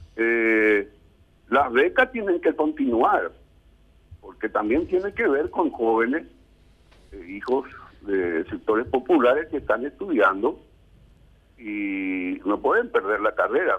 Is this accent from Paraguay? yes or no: yes; Coronel Oviedo, Caaguazú, Paraguay; mi pueblo, en Coronel Oviedo